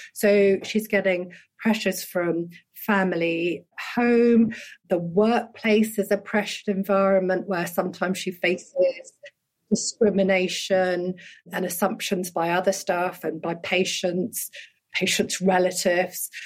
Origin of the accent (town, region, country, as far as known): United Kingdom; born or raised there; also born or lived in Dhaka, Bangladesh